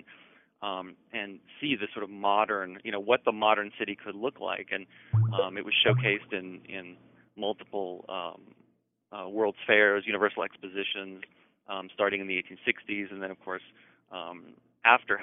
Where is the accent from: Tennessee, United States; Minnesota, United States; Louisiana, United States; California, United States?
Tennessee, United States; Nashville; I was born in Nashville, Tennessee, actually just up the road from where I live now